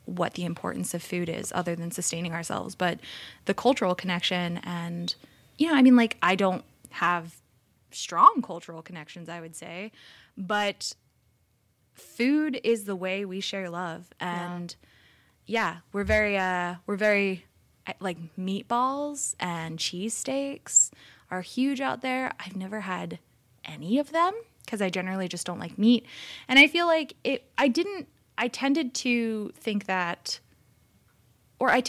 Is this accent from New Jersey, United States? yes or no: yes; New Jersey, United States; now in California, United States; I come from New Jersey, and we are a very deli-heavy